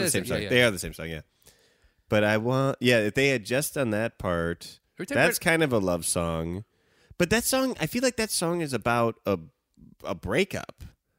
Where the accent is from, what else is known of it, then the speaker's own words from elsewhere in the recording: Evanston, Illinois, United States; They're from the suburbs. Same as me. I'm from Evanston.